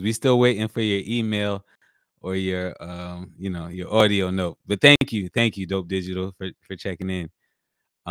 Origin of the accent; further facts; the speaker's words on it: New York, United States; me being the New Yorker that I am